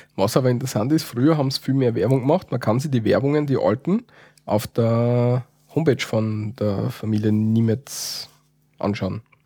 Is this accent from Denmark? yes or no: no; Austria; Wir sind keine Deutschen, deswegen wissen wir es nicht, wie, man, wie, wie, wie die Deutschen das so richtig sagen. Bei uns in Österreich